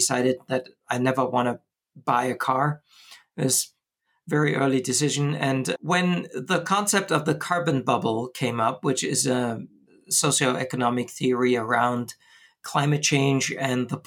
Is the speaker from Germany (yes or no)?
yes; Bonn, North Rhine-Westphalia, Germany; moved away as an adult; now in Switzerland; I come from Germany and studied computer science in my hometown, Bonn, Germany.